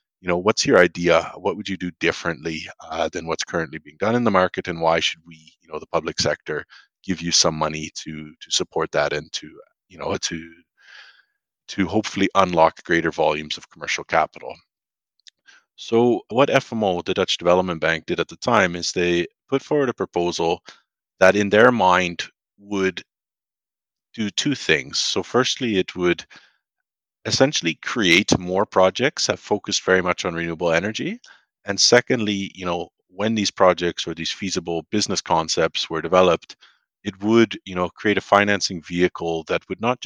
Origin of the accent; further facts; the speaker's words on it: Canada; moved away; a Canadian based abroad